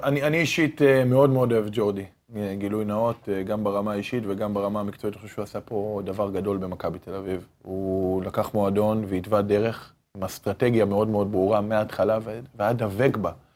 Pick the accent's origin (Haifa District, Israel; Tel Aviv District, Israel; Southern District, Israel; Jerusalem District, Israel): Haifa District, Israel; Haifa; גדלנו במועדון הזה מגיל תשע. אנחנו גדלנו בעיר הזאת